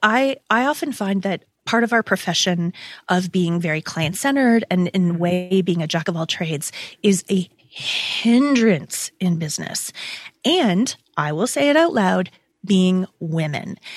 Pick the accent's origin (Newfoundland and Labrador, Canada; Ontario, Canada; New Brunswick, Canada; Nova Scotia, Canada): Ontario, Canada; Toronto; We're both Toronto girls